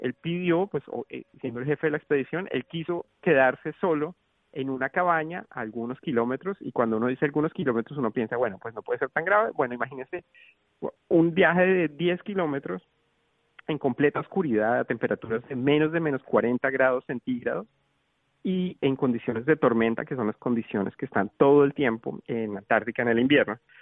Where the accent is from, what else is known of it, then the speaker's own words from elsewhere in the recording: Colombia; yo vengo de un país tropical, yo vengo de Colombia, yo nací y crecí en Colombia